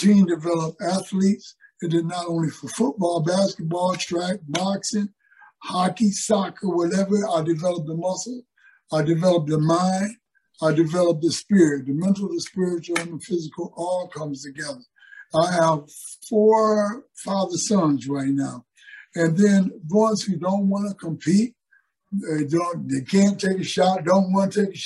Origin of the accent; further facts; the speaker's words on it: Pontiac, Michigan, United States; moved away; also born or lived in Philadelphia / New York / California; growing up in Pontiac, Michigan